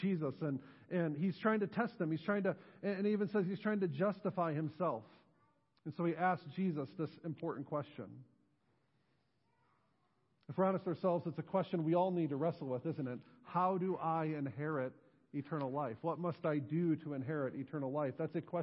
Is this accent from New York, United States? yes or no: yes; Western New York, United States; moved away as an adult; now in New Knoxville, United States; I grew up in Western New York, was born, raised there, graduated from high school there before going off to college and eventually finding my way here to New Knoxville.